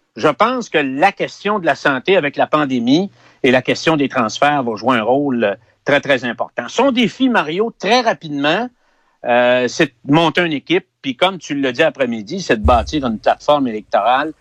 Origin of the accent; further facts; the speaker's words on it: Quebec, Canada; les gens de la région, les Québécois, c'était des mineurs.